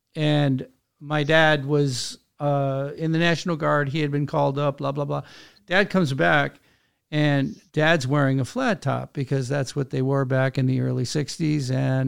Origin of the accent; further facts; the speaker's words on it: Wisconsin, United States; now in Texas, United States; I grew up in Wisconsin.